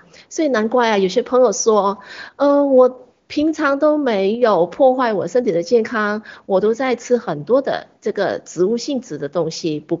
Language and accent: Chinese; China; 八角是一个非常普遍的一个香料，我们中国人、我们华人很喜欢用来烹调我们的佳肴的时候都放了八角